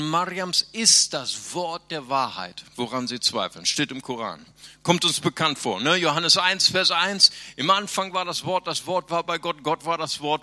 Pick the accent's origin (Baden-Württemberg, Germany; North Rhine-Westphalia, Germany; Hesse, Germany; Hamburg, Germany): North Rhine-Westphalia, Germany; Bonn; moved away; also born or lived in Brazil